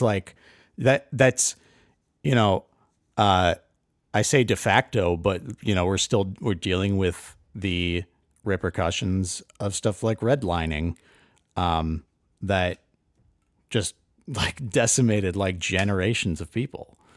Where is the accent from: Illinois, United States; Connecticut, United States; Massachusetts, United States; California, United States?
Connecticut, United States; I, I grew up in Connecticut, and, uh, I, my town was, you know, ninety-nine percent white.